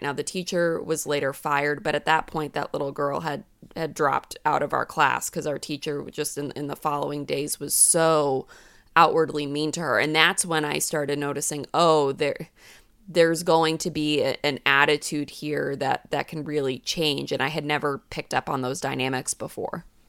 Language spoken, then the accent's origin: English; New England, United States; I grew up in New England